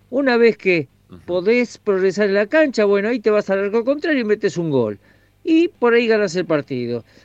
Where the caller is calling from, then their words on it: Mendoza, Argentina; de Mendoza. Como siempre, escuchándote de Mendoza, como todos los días.